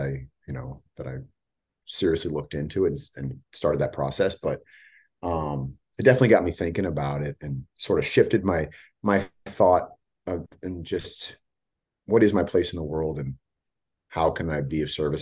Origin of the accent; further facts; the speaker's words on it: Bay Area, California, United States; also born or lived in San Diego / Los Angeles; I grew up in the Bay Area